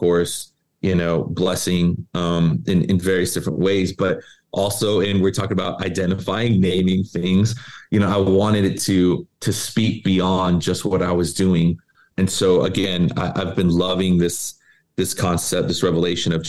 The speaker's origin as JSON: {"language": "English", "town": "Tucson", "region": "Arizona", "country": "United States", "also_born_or_lived": "Charlotte, North Carolina", "moved": "as an adult", "lives_now": "Los Angeles, United States", "said": "I'm from Tucson, came to LA to minister with Pastor Gary, went to Charlotte for a bit, came back"}